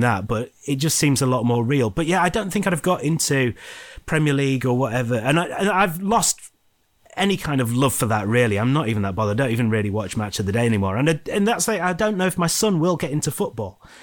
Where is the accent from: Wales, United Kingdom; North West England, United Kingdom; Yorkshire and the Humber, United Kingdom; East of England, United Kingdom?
Yorkshire and the Humber, United Kingdom; Scunthorpe; I've got my hometown team and I support Scunthorpe United